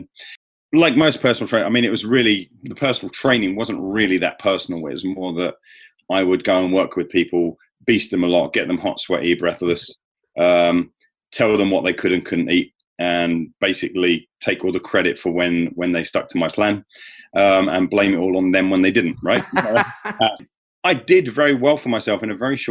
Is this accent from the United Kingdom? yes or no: yes; England, United Kingdom; as an Englishman